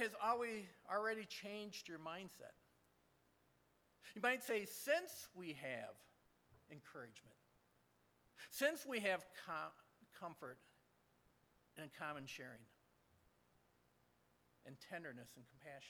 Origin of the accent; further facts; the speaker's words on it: Michigan, United States; I'm from Michigan